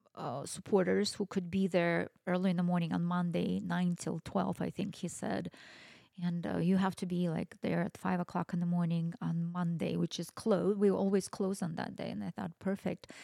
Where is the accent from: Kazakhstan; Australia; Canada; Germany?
Kazakhstan; now in Boise, United States; I am Russian but I was ra- was born and raised in Kazakhstan.